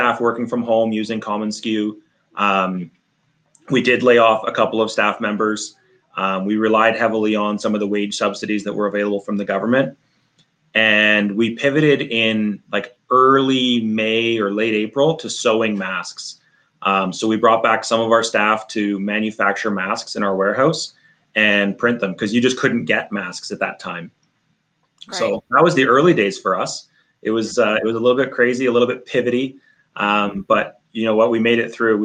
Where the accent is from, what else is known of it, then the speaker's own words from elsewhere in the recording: Northern Canada, Canada; We're from Northern Canada.